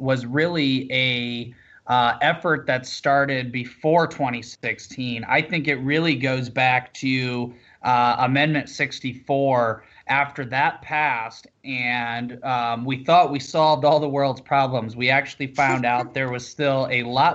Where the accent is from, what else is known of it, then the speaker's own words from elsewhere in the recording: South Dakota, United States; moved away; also born or lived in Denver; my state capital, where I grew up in South Dakota